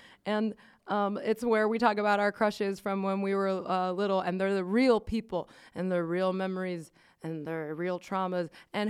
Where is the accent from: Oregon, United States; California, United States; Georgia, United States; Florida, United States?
Florida, United States; Miami; moved away as an adult; also born or lived in Midwest